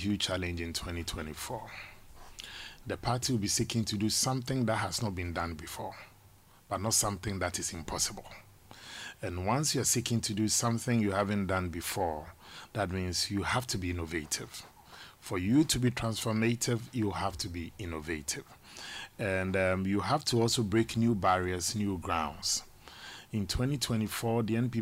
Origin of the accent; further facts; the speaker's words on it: Mampong, Ashanti, Ghana; That's my hometown proper.